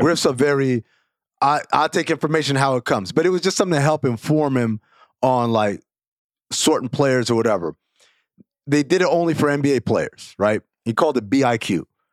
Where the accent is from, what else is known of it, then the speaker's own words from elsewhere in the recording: New York, United States; I'm from New York. I grew up a huge Knicks fan